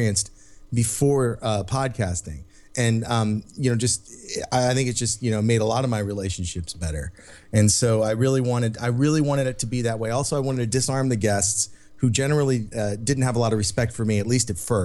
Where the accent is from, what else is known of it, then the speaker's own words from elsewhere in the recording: United States; we're American.